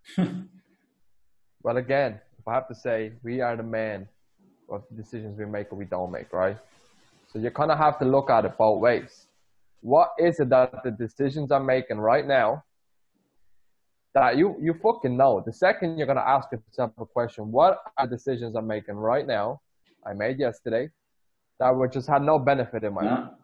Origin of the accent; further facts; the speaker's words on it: Ireland; moved away; I grew up 12 years in Ireland.